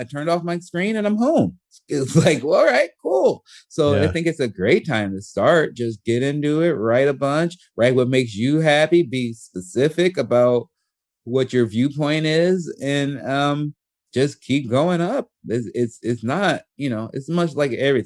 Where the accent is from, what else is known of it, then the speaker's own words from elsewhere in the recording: Chicago, Illinois, United States; also born or lived in Portland; now in Los Angeles, United States; growing up in Chicago